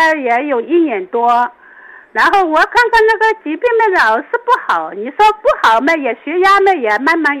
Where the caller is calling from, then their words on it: Wenzhou, Zhejiang, China; 我是温州的。